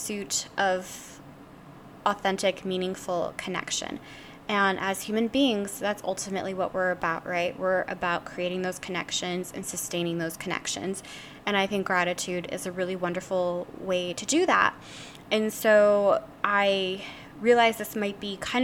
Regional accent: the South, United States; I grew up in the South

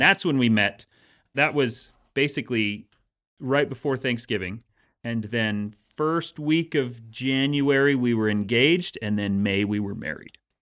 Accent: Utah, United States; growing up in Utah

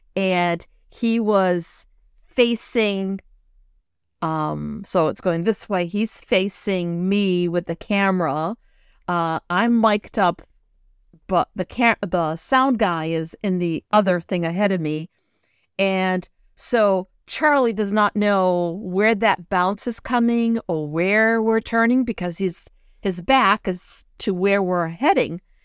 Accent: São Miguel, Azores, Portugal; I come from San Miguel. It's the island, the green island

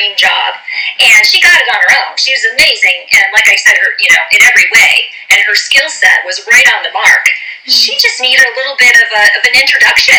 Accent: Orange County, California, United States; I'm from Orange County, California

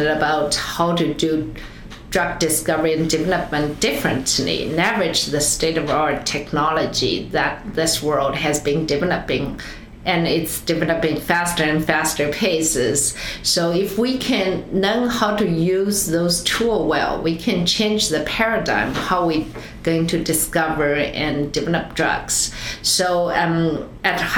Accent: China; moved away as an adult; also born or lived in Switzerland; now in United States; growing up in China, after college, come to US, now close to 30 years

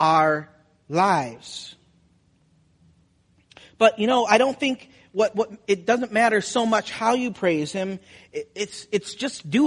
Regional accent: Wisconsin, United States; moved away as an adult; also born or lived in Florida; I'm from Wisconsin.

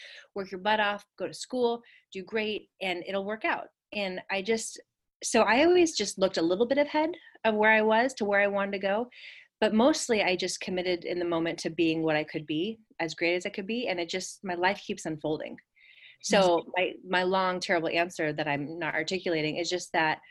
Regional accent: the Redwoods in Northern California, United States; I grew up on acreage in the Redwoods in Northern California

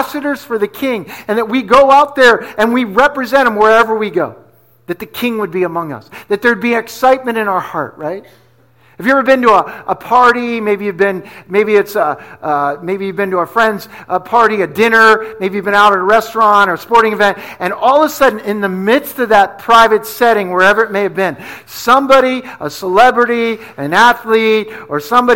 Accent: New Jersey, United States; moved away; also born or lived in Pennsylvania / New York City; I'm from Jersey, right? So I grew up in New Jersey. I grew up in PA

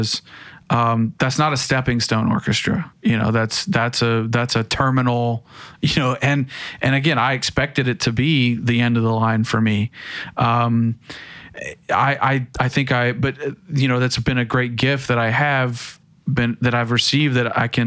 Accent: hometown near Vanderbilt, Tennessee, United States; also born or lived in Austria; this amazing university basically in my hometown

